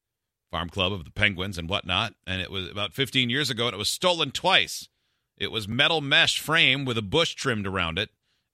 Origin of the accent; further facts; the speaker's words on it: Biddeford, Maine, United States; This one, I grew up in Biddeford, Maine, and we have a cannon in town.